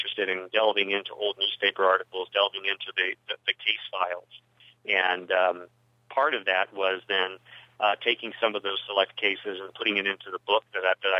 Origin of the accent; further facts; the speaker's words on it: Midwest, United States; moved away as an adult; now in Albuquerque, United States; since I was a young man growing up in the Midwest back in the 1970s